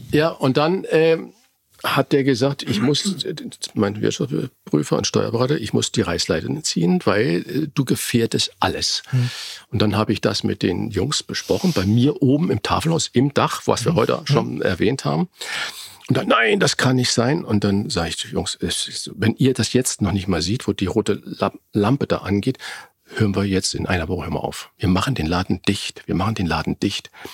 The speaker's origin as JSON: {"language": "German", "country": "Germany", "said": "wir Deutschen"}